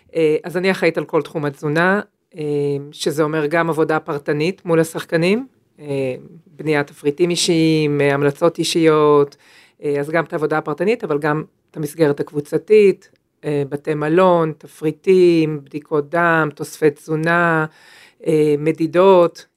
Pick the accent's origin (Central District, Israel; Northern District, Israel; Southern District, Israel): Northern District, Israel; Upper Galilee; moved away; also born or lived in Jerusalem; אני במקור מהגליל העליון